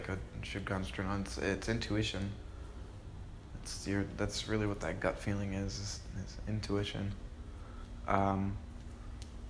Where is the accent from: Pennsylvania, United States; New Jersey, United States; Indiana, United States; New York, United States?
New Jersey, United States; now in Sarasota, United States; I'm originally from Jersey.